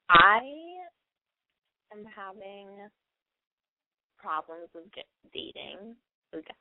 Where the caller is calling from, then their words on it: New York City, New York, United States; I'm calling from Brooklyn, and I'm 22.